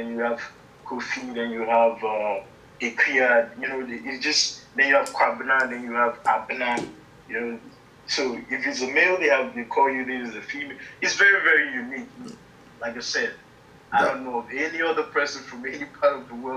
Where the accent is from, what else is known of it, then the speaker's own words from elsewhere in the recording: Syracuse, New York, United States; moved away as an adult; also born or lived in Ghana; now in Germany; I grew up in Syracuse, New York.